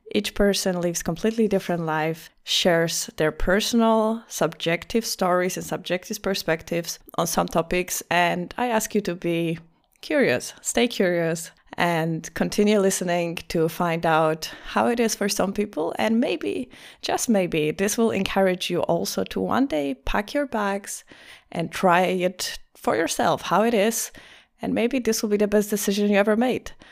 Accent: Poland; English is a second language; moved away as an adult; also born or lived in Greece / Lisbon, Portugal; now in Vienna, Austria; I was born in Greece. I have a French surname. I lived most of my life in Poland.

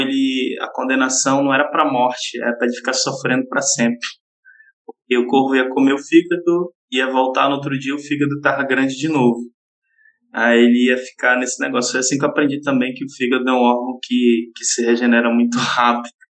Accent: Belém, Pará, Brazil; da cidade de Belém, né, é onde eu nasci e cresci.

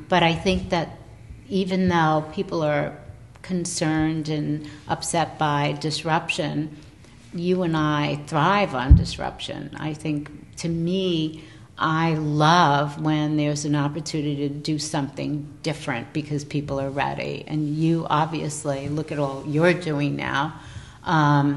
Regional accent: New York City, New York, United States; being a New Yorker and living in New York City

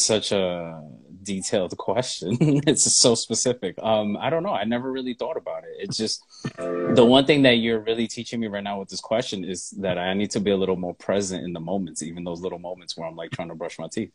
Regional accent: New York City, New York, United States; moved away as an adult; now in Atlanta, United States; I am a native of New York. I mean, I've lived there like 30 plus years

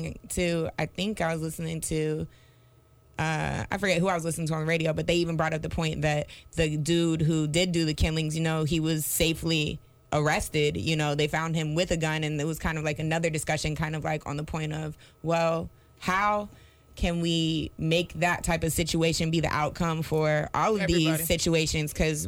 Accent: Charlotte, North Carolina, United States; I'm from Charlotte, like born and raised in Charlotte.

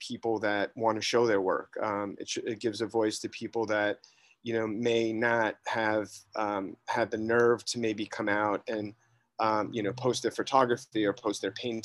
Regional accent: New York City, New York, United States; I grew up in Greenwich Village, specifically in Soho, in the 70s and 80s.

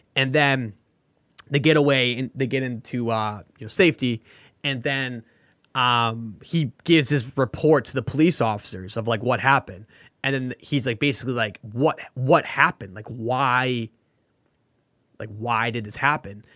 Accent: Boston, Massachusetts, United States; I'm from Boston

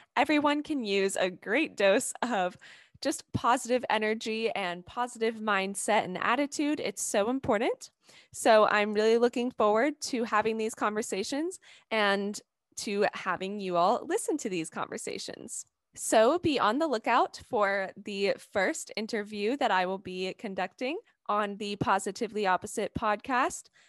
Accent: Atlanta, Georgia, United States; I'm from Atlanta, Georgia.

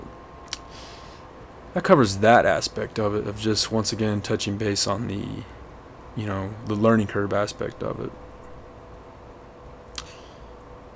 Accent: Hobbs, New Mexico, United States; moved away; my hometown's about 30 miles west of it. It's called Hobbs

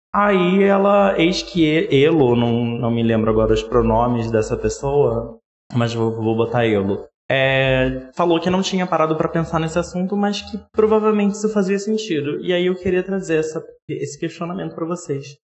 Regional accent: Rio de Janeiro, Brazil; now in São Paulo, Brazil; tenho 27 anos, sou carioca, morando em São Paulo.

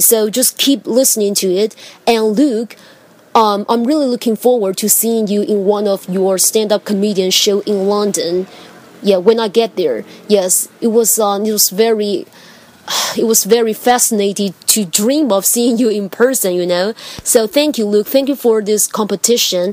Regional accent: Taiwan; English is a second language; I come from Taiwan

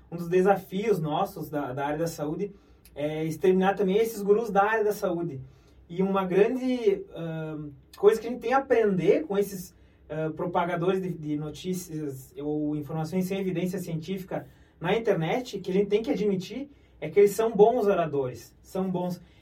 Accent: Brazil; Eu, particularmente, sou do interior, nitidamente vocês perceberam

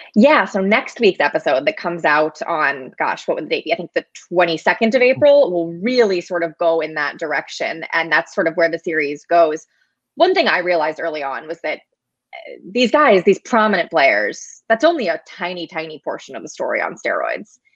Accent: St. Louis, Missouri, United States; I grew up in St. Louis, was a Cardinals fan as a kid

